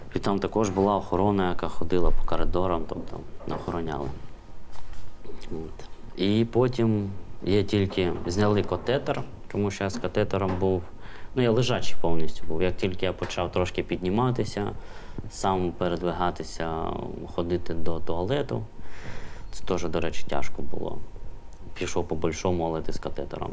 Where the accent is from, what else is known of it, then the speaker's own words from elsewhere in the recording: Oleshky, Kherson Oblast, Ukraine; Родом я, до речі, з Олешок. Раніше місто Цірюпинське воно називалось